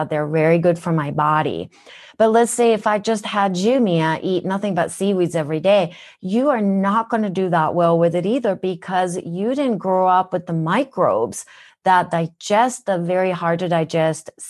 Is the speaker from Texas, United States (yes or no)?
no; Minnesota, United States; accent: Minnesotan; I lived in Minnesota when I moved from Japan. That's why I have a Minnesotan accent.